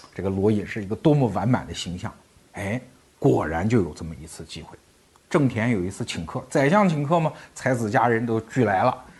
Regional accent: China; 我们中国人

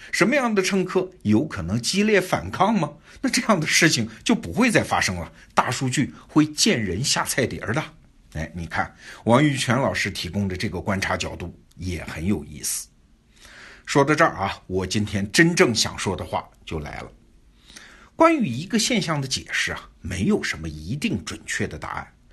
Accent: China; 我们中国人隔着太平洋也觉得挺奇怪的呀

